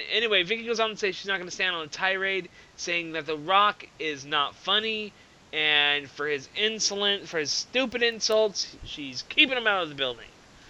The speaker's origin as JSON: {"language": "English", "town": "San Jose", "region": "California", "country": "United States", "tie": "born or raised there", "said": "in my hometown of San Jose, California"}